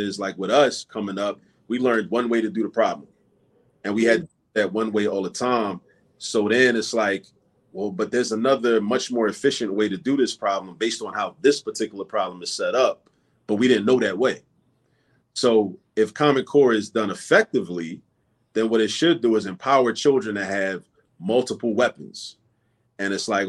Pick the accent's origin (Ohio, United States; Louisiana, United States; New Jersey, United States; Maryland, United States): Maryland, United States; Baltimore; moved away as an adult; now in Philadelphia, United States; I grew up in Baltimore, but I've been in Philly for almost the last 20 years.